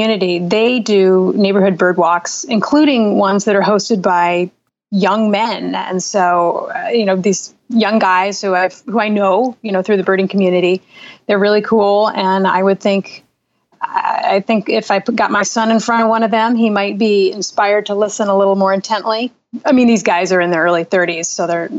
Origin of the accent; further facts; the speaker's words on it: Seattle, Washington, United States; I grew up in Seattle